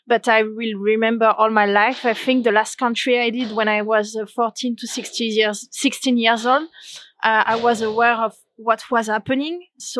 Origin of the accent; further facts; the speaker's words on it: Pau, Nouvelle-Aquitaine, France; English is a second language; I'm from France, the south of France, actually near to Spain. The name of the city is Pau.